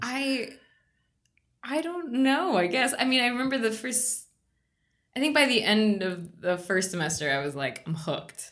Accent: Virginia, United States; also born or lived in Bogota, Colombia; now in Pittsburgh, United States; I grew up in Virginia. I was born in Bogota, Colombia

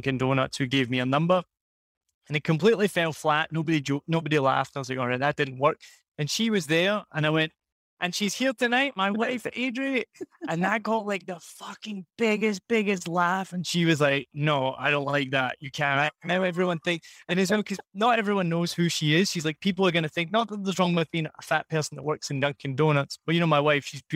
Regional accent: Scotland, United Kingdom; accent: Scottish; moved away as an adult; also born or lived in Rhode Island, United States; now in Vietnam; I lived here 4 years. I'm from Scotland.

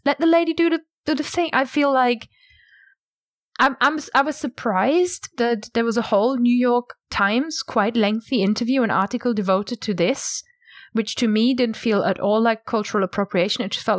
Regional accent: United Kingdom; I don't stand out as a British speaker is because all of my word melodies, my sentence cadence and all that kind of stuff is Englishified, anglified.

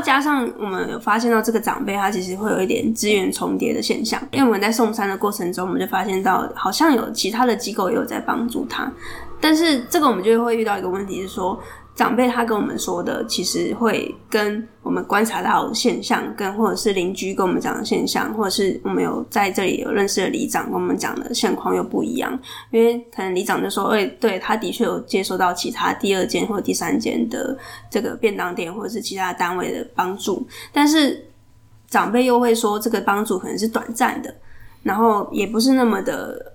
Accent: Chiayi, Chiayi City, Taiwan; 我是嘉义人

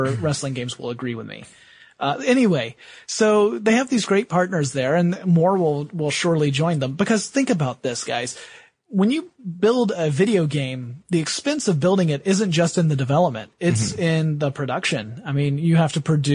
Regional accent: the South, United States; I am from the South

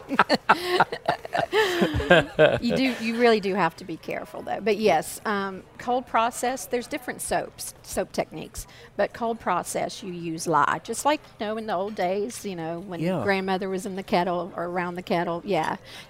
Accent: North Carolina, United States; I am from North Carolina

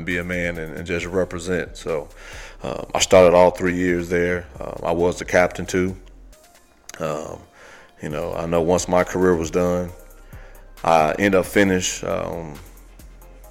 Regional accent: Gary, Indiana, United States; I was born in Gary, Indiana

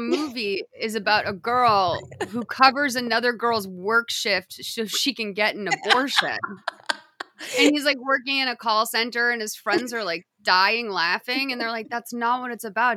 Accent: United States; I'm an American

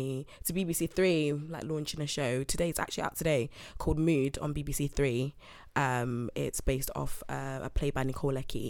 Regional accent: Nottingham, East Midlands, United Kingdom; moved away as an adult; now in London, United Kingdom; I'm from Nottingham

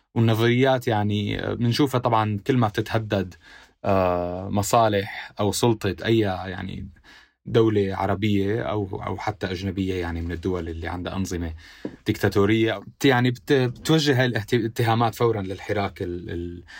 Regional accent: Syria; accent: Syrian; moved away as an adult; also born or lived in Damascus, Syria; now in Beirut, Lebanon; انا سوري

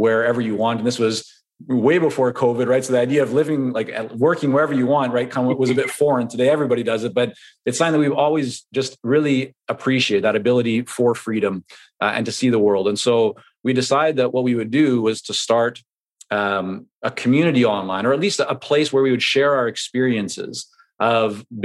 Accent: Vancouver, British Columbia, Canada; English is a second language; also born or lived in Toronto, Canada / Israel; growing up in Vancouver, you have a lot of influence from Asia

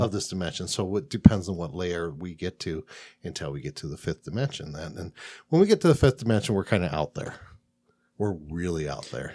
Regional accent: Midwest, United States; now in Phoenix, United States; I'm from the Middle Coast.

